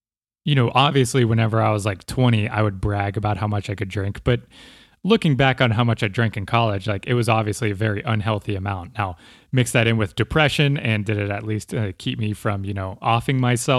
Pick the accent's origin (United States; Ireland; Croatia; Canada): Ireland; You know, I had always just blamed it on being Irish, like being able to not have a hangover.